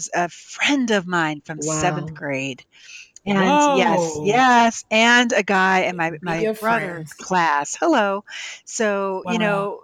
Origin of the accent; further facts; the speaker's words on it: Cape May, New Jersey, United States; also born or lived in Philadelphia, Pennsylvania; I moved from Philly down to Cape May, New Jersey